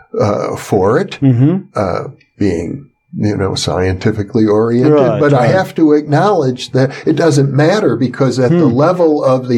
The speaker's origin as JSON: {"language": "English", "country": "United States", "said": "as an American"}